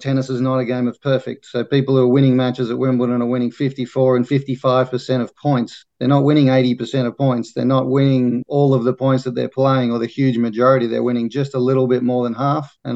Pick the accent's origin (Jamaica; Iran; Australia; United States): Australia; being Australian